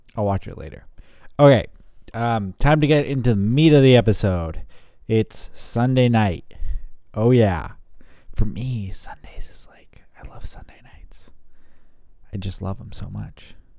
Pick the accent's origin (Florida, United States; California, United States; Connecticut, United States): California, United States; San Jose; moved away; my hometown in San Jose